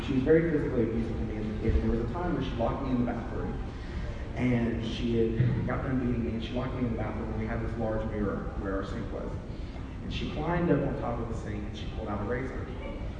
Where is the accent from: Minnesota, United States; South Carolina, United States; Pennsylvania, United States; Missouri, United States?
South Carolina, United States; moved away; also born or lived in San Francisco, California; I am originally from South Carolina